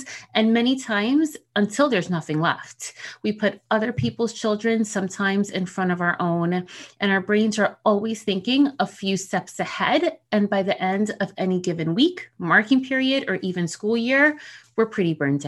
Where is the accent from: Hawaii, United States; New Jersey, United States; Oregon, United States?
New Jersey, United States; accent: Jersey; first language Spanish; English is a second language; in case you couldn't tell from the supposed accent people say I have, I'm a Jersey girl.